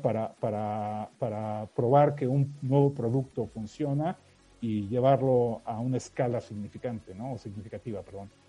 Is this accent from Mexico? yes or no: yes; Mexico; accent: Mexican; moved away as an adult; also born or lived in United States; soy mexicano, ya lo habrás notado por el acento, pero, viví muchísimos años en, Estados Unidos